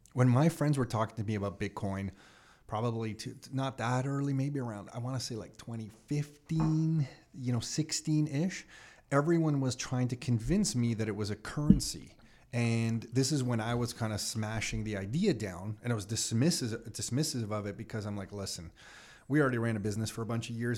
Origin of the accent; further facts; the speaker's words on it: Canada; as a Canadian